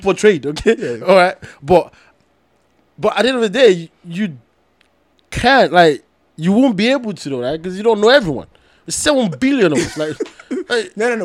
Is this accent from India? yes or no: no; Nigeria; I'm from Nigeria